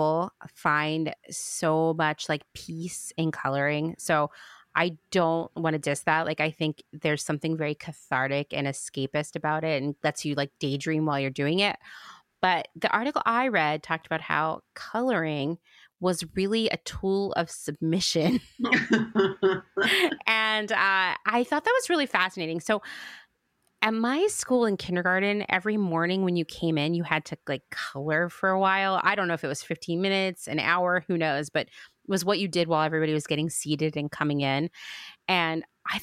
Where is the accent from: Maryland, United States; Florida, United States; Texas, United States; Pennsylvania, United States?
Pennsylvania, United States; Central; where I grew up in Central PA